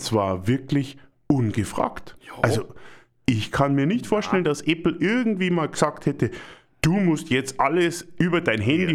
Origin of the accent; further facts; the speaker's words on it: Germany; Wir kaufen doch als Deutsche gerne Autos